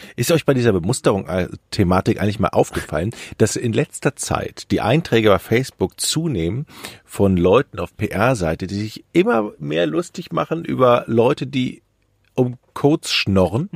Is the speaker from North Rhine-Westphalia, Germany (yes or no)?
yes; Düsseldorf, North Rhine-Westphalia, Germany; moved away as an adult; now in Hamburg, Germany; Ich als Düsseldorfer